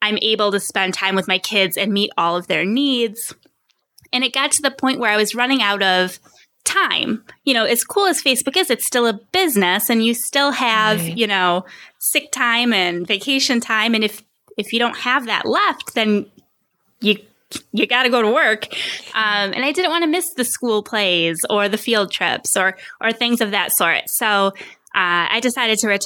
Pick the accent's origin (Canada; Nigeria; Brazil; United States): United States; Rochester, New York; moved away as an adult; now in Phoenix, United States; We're from Rochester, New York, and we've since moved across the country. We're now in Phoenix, Arizona